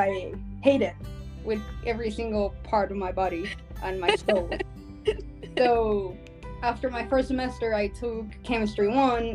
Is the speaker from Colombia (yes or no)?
yes; Colombia; now in Tulsa, United States; I come from Colombia, which is a country that has seen war for many years